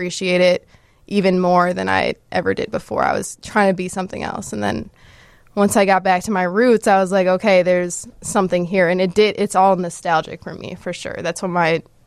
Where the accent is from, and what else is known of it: Fox Valley, Illinois, United States; born or raised there